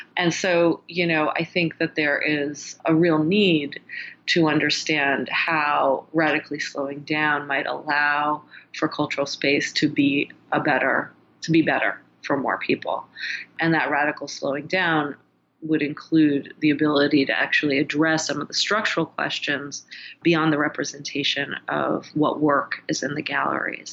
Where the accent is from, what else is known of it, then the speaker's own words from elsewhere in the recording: United States; me as an American